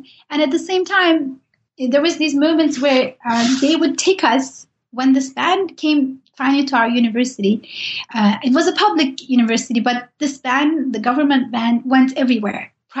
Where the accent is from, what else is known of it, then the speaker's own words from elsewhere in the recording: Turkey; English is a second language; I did, even though I'm from Turkey and Said Nursi has lived there and wrote there, I didn't know much about him.